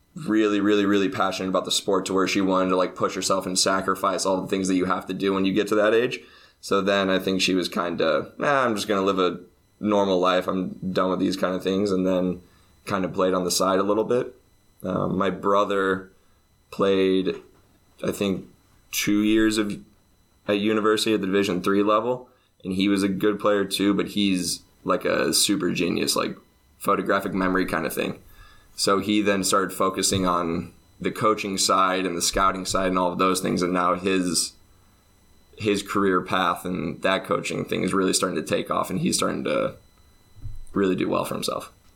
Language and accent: English; Champaign, Illinois, United States; moved away as an adult; now in Finland; I'm from Champaign, Illinois. That's about two hours south of Chicago. So there's eighty thousand people ish